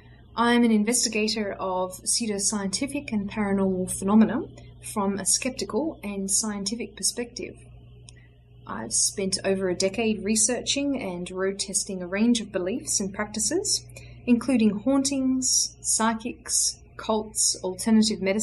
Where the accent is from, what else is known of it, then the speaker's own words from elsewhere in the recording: Australia; now in San Francisco Bay Area, United States; I live and work in the San Francisco Bay Area, but I'm originally from Australia